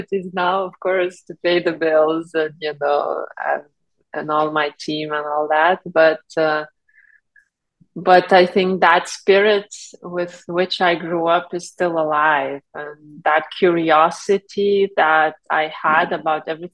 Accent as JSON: {"language": "English", "country": "Lithuania", "tie": "born or raised there", "moved": "yes", "said": "I'm originally from Lithuania, where I grew up"}